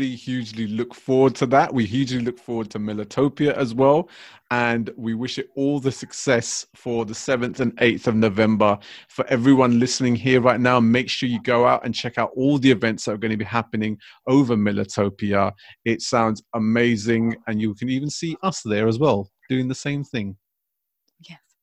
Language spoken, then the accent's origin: English; London, United Kingdom; growing up in London, obviously throughout my whole life